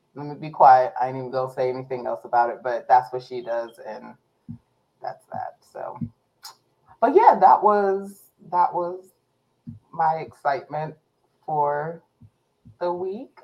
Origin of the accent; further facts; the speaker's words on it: Warren, Ohio, United States; I was born in Warren, Ohio, in Trumbull County